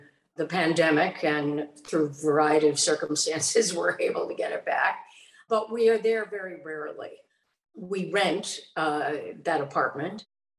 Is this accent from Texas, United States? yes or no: no; Chicago, Illinois, United States; also born or lived in New York / Boston / Los Angeles; now in The Hamptons, United States; And I was a city girl. I grew up in Chicago, lived in New York, then Boston, then New York, then LA, then New York.